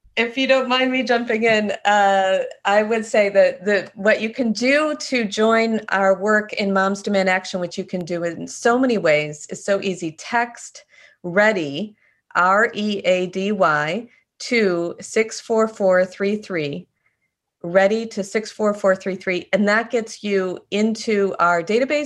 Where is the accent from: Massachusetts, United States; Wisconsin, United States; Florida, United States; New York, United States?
Wisconsin, United States; I grew up in Wisconsin